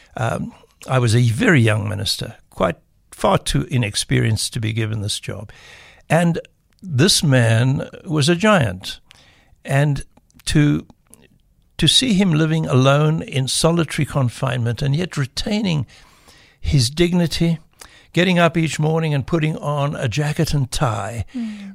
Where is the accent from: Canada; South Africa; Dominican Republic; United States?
South Africa; first language English; I grew up with the arrogance of uh, the South African English